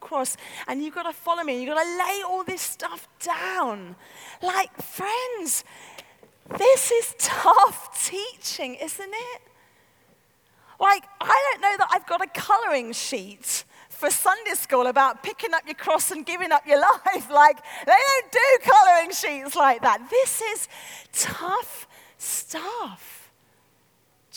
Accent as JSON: {"language": "English", "region": "London", "country": "United Kingdom", "said": "I come from North London"}